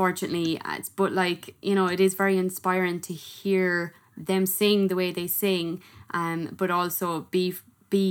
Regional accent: Ireland; as an Irish person who doesn't pronounce her THs or anything

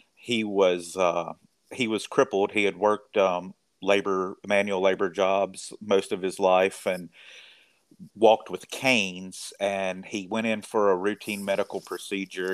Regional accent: rural Mississippi, United States; also born or lived in Knoxville, Tennessee / New Orleans, Louisiana; now in Corinth, United States; I'm originally from a very small town in rural Mississippi

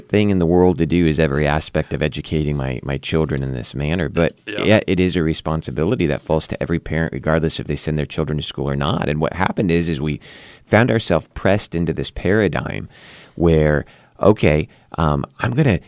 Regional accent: California, United States; now in West Virginia, United States; I didn't know much about the political landscape of West Virginia, but I came from Southern California.

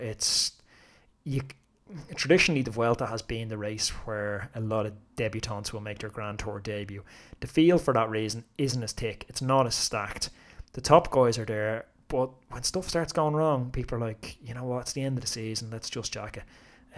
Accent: Ireland; as an Irishman

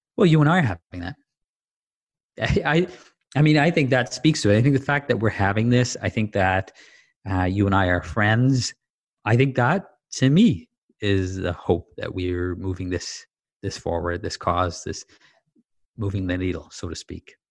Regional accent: Dar es Salaam, Tanzania; also born or lived in Zanzibar; now in Canada; I grew up in Dar es Salaam, Tanzania, and my family's originally Zanzibari

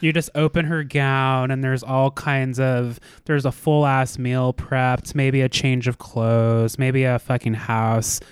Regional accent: United States; American viewers, like myself

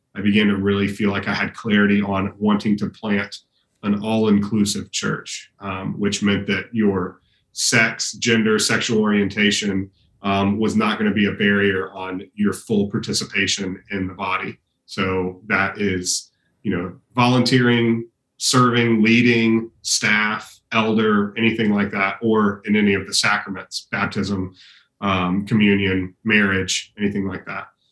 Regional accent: Austin, Texas, United States; I was born and raised here in Austin, was gone for a while doing uh, undergrad and, and, seminary, and then we moved back

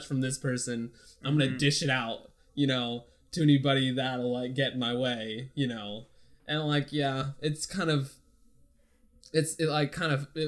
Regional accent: Pflugerville, Texas, United States; the house I grew up in was in Pflugerville

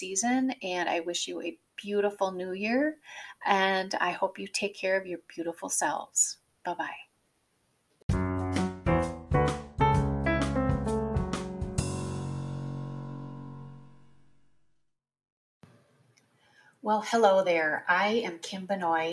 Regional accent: Wisconsin, United States; also born or lived in Ohio; So I grew up in the Midwest. I am a Wisconsin girl. I was born in Ohio, but we quickly moved to Wisconsin.

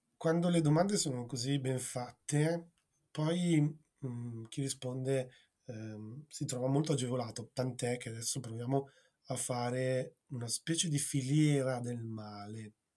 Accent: Gragnano, Campania, Italy; io sono nato a Gragnano, in provincia di Napoli

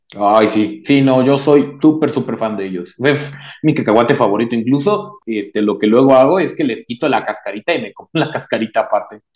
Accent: Mexico; habilidosos somos los mexicanos

